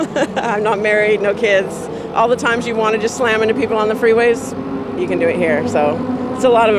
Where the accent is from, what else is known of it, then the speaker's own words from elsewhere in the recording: Burbank, California, United States; I'm from Burbank, California, born and raised.